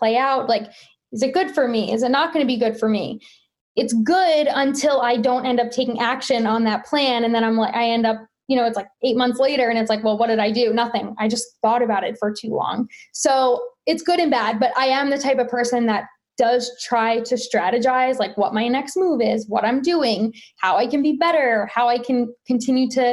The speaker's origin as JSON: {"language": "English", "region": "New Jersey", "country": "United States", "tie": "born or raised there", "said": "I am from Central Jersey, born and raised here, went to college in Jersey"}